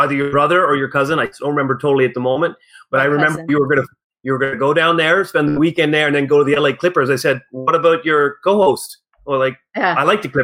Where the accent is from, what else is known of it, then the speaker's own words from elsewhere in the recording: Ottawa, Ontario, Canada; accent: Canadian; I'm from Ottawa